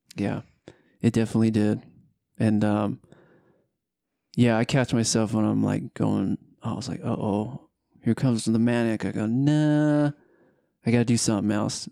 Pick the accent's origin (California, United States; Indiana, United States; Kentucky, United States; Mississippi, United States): California, United States; Southern; moved away as an adult; now in Utah, United States; I'm originally from Southern California